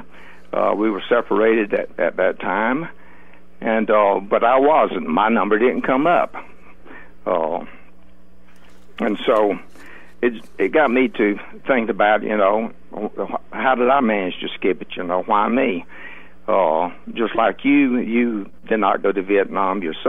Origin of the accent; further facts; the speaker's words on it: Grady County, Georgia, United States; I grew up in Grady County, Georgia. I was born in a house in Grady County, and my father was a farmer